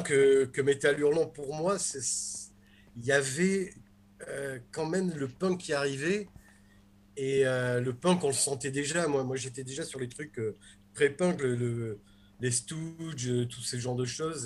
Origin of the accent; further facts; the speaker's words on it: Nice, Provence-Alpes-Côte d'Azur, France; quand j'étais petit, que j'allais à la librairie Le Temps des Cerises à Nice